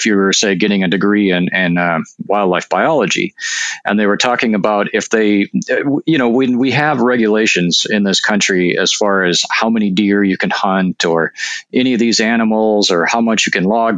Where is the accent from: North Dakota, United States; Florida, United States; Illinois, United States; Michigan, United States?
North Dakota, United States; now in Washington, United States; I'm actually from North Dakota, which you may know is oftentimes considered to be a hotspot for UFOs. And so, you know, I grew up like I had relatives that saw UFOs